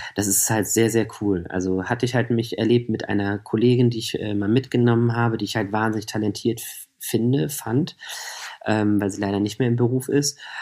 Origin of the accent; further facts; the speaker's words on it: Hanover, Lower Saxony, Germany; moved away as an adult; now in Berlin, Germany; Ich komme aus Hannover, genau. Ich habe in Hannover gewohnt